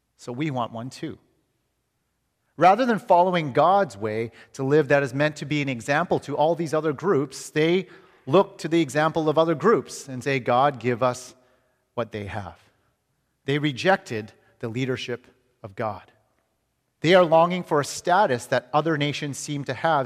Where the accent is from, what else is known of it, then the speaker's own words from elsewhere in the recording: Canada; moved away as an adult; now in United States; as a Canadian coming to America